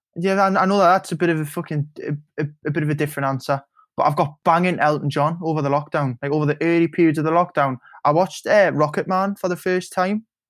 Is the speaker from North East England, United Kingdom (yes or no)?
yes; Newcastle upon Tyne, North East England, United Kingdom; When you drive back over the Tyne Bridge and you come back home